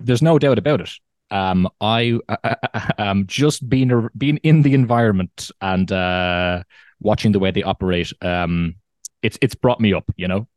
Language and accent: English; Ireland; moved away as an adult; also born or lived in Morocco; now in Germany; I'm from Ireland